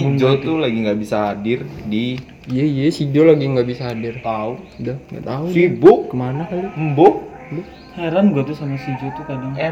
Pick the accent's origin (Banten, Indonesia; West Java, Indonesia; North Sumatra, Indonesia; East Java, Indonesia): Banten, Indonesia; Serang; also born or lived in Cilegon; ya masih gua orang Serang ya gue orang Serang